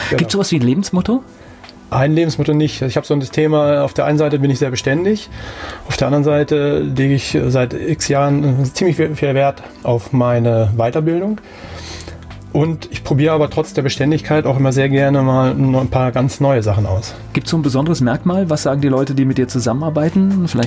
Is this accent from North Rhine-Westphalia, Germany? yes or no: yes; Bielefeld, North Rhine-Westphalia, Germany; born there; Ich bin geboren in Bielefeld.